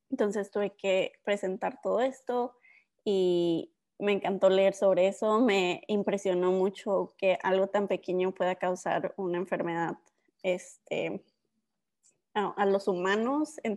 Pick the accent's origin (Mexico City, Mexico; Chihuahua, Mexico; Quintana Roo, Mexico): Chihuahua, Mexico; Ciudad Juárez; also born or lived in El Paso; soy este, mexicana, americana. Yo, mi historia empieza cuando nací, pues, en, en la frontera de Ciudad Juárez y El Paso, Texas, pero con papás mexicanos, pues, siempre me, este, me fui a vivir a México. Vivimos en Ciudad Juárez por varios años